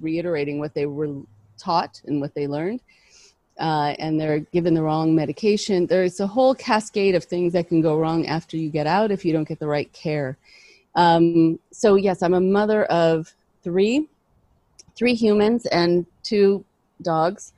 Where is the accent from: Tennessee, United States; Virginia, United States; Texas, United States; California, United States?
California, United States; Los Angeles; also born or lived in Boston / New York; I grew up in Los Angeles.